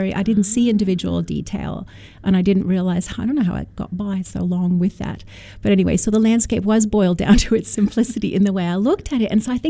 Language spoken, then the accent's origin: English; Canada; now in Australia; I do love Jeffrey Smart when I came from Canada to Australia and saw his work.